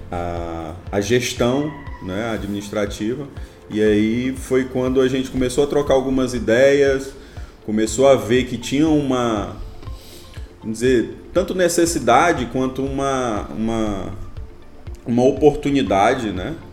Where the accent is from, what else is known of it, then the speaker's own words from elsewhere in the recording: Imperatriz, Maranhão, Brazil; eu sou engenheiro mecânico, eu sou aqui de Imperatriz mesmo, né?